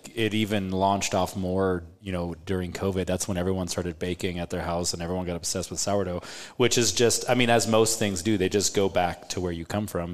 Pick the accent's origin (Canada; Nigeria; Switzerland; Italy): Switzerland; now in Omaha, United States; I was born in Switzerland